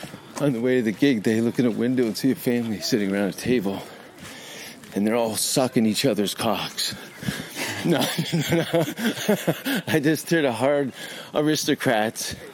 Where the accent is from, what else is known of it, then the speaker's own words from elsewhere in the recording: Hamilton, Ontario, Canada; Hamilton, Ontario.